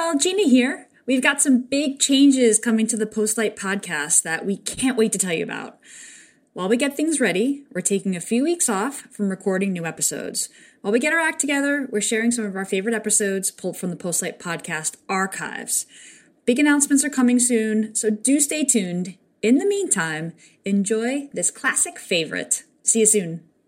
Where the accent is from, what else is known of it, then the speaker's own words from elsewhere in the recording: New York, United States; a New Yorker